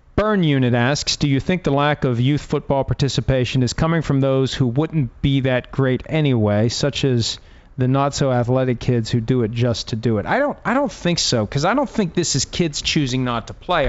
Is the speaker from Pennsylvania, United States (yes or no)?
yes; Steelers country, Pennsylvania, United States; growing up in Steelers country